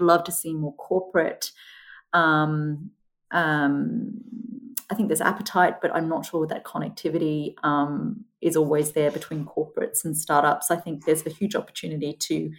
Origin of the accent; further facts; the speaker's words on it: Queensland, Australia; moved away as an adult; also born or lived in United Kingdom; I grew up in Queensland